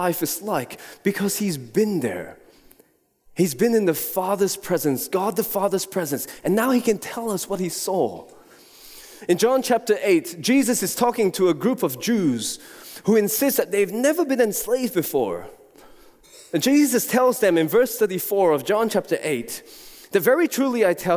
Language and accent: English; Singapore; moved away; I was born in Singapore and have been there numerous times before